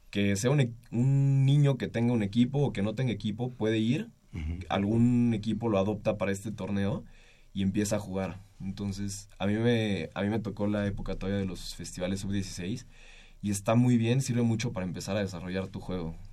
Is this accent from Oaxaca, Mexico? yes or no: no; Mexico City, Mexico; Hay un, ¿qué será? Tres, dos tercios de la selección somos de la Ciudad de México